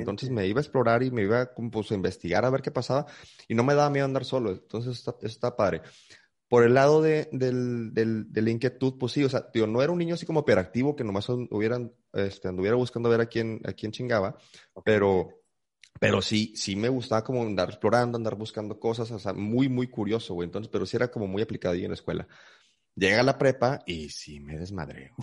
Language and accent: Spanish; Monterrey, Nuevo León, Mexico; also born or lived in San Luis Potosí, Mexico; Llegué aquí a la ciudad de Monterrey a los 8, casi 9 años este, de, edad. Yo nací en, la ciudad de San Luis Potosí